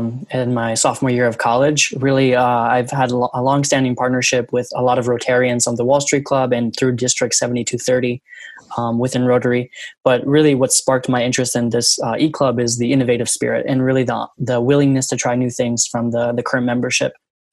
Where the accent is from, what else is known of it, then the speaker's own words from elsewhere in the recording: Michigan, United States; I'm from Michigan. I'm in Michigan actually right now. I've just recently moved here back in March.